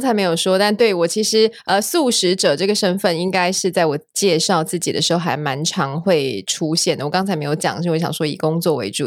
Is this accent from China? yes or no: no; Taiwan; moved away as an adult; also born or lived in United States; 我们台湾人